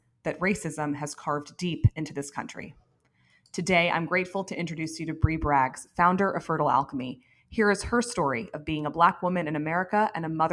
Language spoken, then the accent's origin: English; Princeton, New Jersey, United States; I grew up in Princeton, New Jersey